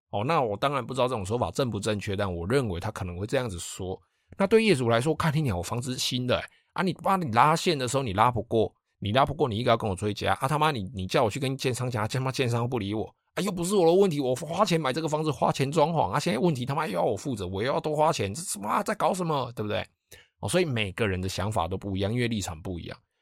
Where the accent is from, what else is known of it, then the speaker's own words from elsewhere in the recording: Taiwan; 我们台湾人嘛，哦，就是以懒惰、贪方便、贪图方便出名的